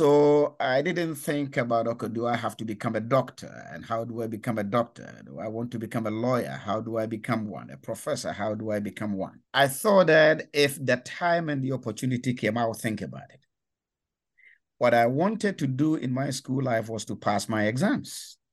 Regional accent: Ghana; I come from Ghana. In West Africa, and that was where I was born, raised, and educated from elementary school in the 1960s through to university in the 1980s.

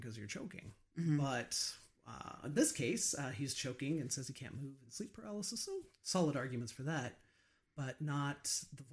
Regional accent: United States; I grew up outside of Hillsdale

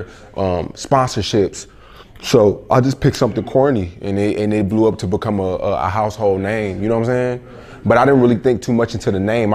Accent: Arlington, Texas, United States; also born or lived in Philadelphia, Pennsylvania; I was raised in Arlington, Texas. That's where I was raised, so I claim it.

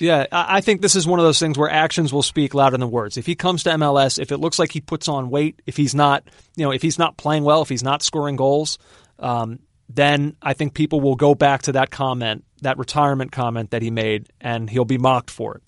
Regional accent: Philadelphia, Pennsylvania, United States; I'm from Philadelphia

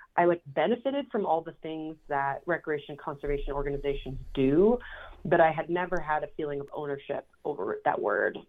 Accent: Minneapolis, Minnesota, United States; I was born and raised in Minneapolis, Minnesota, and I was a self proclaimed city girl.

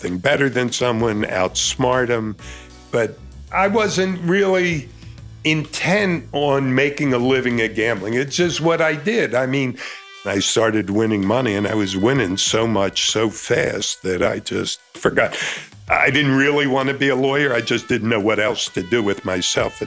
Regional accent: Philadelphia, Pennsylvania, United States; also born or lived in California; I was born in California, raised in Philadelphia

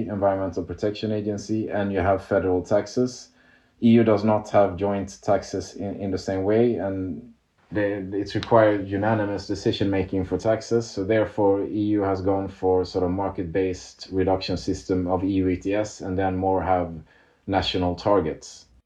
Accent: Canada; I'm from Canada

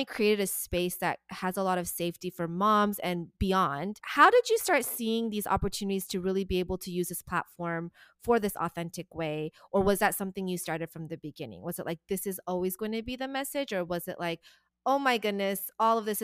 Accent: Dallas, Texas, United States; I moved back to Dallas, which is my hometown

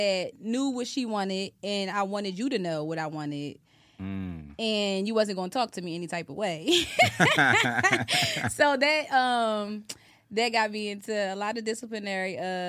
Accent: Atlantic City, New Jersey, United States; also born or lived in Pennsylvania; I'm from Atlantic City, New Jersey. I grew up back Maryland. That is the hood. And I rep my hood.

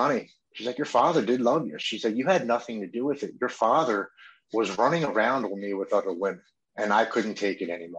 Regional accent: Baltimore, Maryland, United States; I grew up here in Baltimore with Brandon Novak and Bucky Lassick

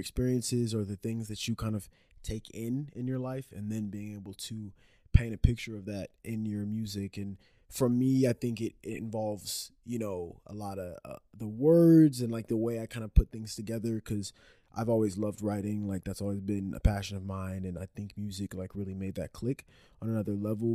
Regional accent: Dallas, Texas, United States; also born or lived in Orlando, Florida; now in Austin, United States; I was born in uh like the Dallas area and then I moved from there to Orlando, Florida. Lived there for like 7 years and then moved back to the Dallas area um, for like middle school, high school age

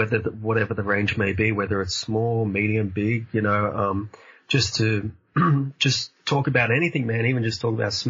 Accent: Australia; I'm like Australia

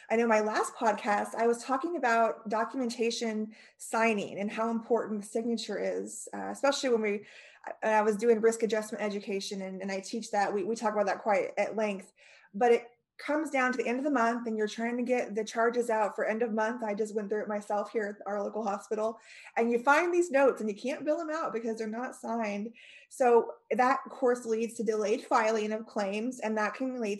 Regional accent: California, United States; moved away; I grew up in California, not far from where you're at.

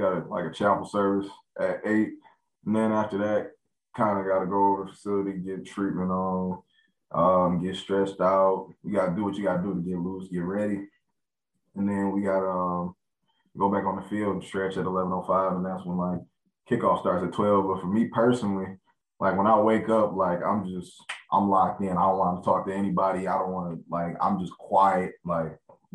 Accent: Clarkston, Michigan, United States; also born or lived in Pontiac, Michigan; I grew up in Clarkston, and it's kind of like a family atmosphere.

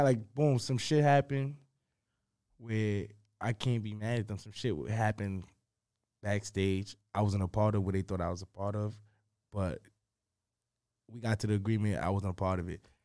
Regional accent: New York City, New York, United States; I'm from New York.

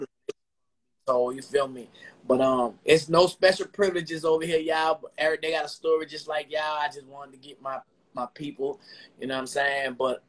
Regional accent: Chesapeake, Virginia, United States; I'm from Chesapeake.

